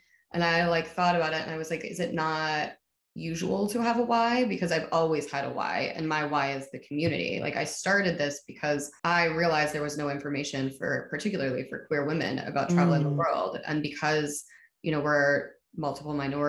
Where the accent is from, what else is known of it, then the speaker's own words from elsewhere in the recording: New York City, New York, United States; I'm from New York City. I came out when I was 11